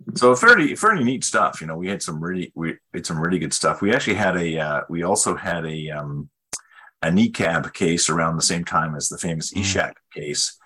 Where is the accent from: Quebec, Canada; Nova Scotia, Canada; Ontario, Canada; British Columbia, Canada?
British Columbia, Canada; moved away as an adult; also born or lived in Ottawa / Switzerland; I was actually from British Columbia